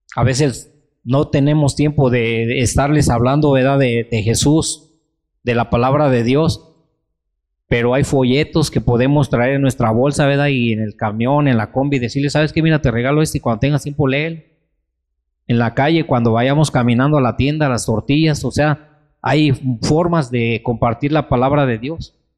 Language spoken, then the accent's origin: Spanish; Mexico; nosotros hermanos como mexicanos, como cristianos